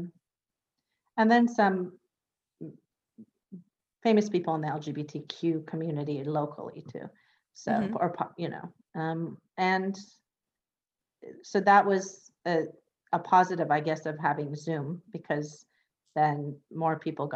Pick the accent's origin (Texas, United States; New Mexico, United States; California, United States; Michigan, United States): California, United States; Northern; moved away as an adult; also born or lived in Iran / Los Angeles; now in West Hollywood, United States; I was born in Iran, and my family and I fled Iran after the revolution and war when I was five. And I was undocumented till I was 16. And we moved to Northern California. So I grew up in Northern California